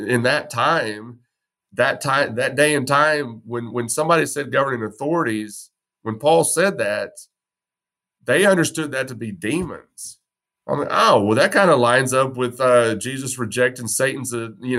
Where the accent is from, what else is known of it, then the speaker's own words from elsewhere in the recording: West Texas, United States; I was born in West Texas, raised in West Texas, gun culture